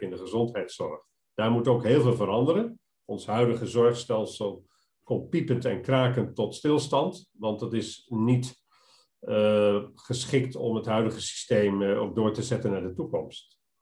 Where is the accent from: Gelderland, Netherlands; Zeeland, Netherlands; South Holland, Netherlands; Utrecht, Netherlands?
Gelderland, Netherlands; Arnhem; moved away as an adult; also born or lived in Rotterdam; geboren in een pastorie, eh, opgegroeid in Arnhem